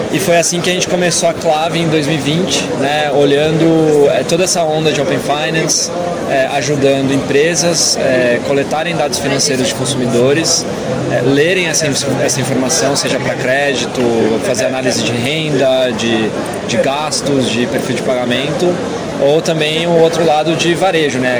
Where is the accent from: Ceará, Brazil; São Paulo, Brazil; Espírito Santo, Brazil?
São Paulo, Brazil; Campinas; moved away as an adult; also born or lived in United States / China; eu sou de Campinas, né? Cresci lá